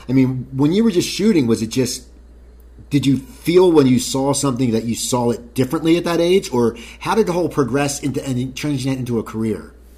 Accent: Cherry Hill, New Jersey, United States; I grew up in New Jersey, but we actually had a skate park in Cherry Hill

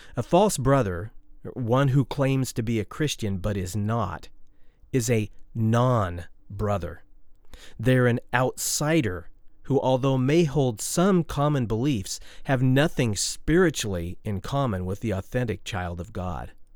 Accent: Oregon, United States; my home state of Oregon

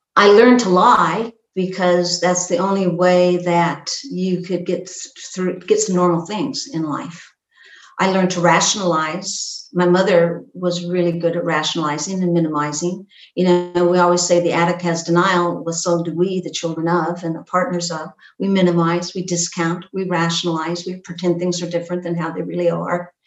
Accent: Pacific Northwest, United States; I grew up in the Pacific Northwest in this small logging town

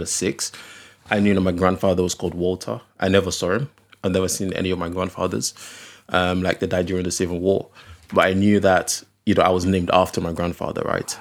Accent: Okrika, Rivers State, Nigeria; also born or lived in Delta State; I'm from Okrika. Okrika is like a very small, uh, village

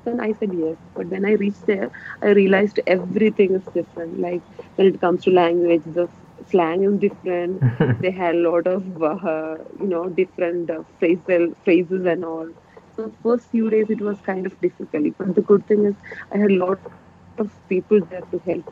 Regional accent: Wayanad, Kerala, India; moved away as an adult; now in Australia; as a girl from Wayanad

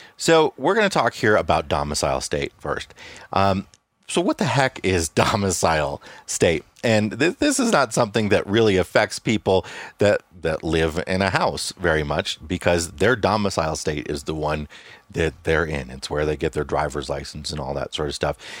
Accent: Illinois, United States; moved away; we're from Illinois

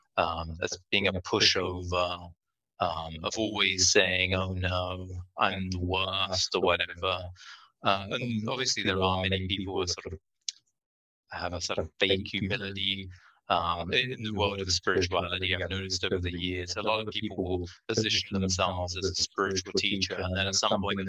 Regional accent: England, United Kingdom; moved away; I grew up in England

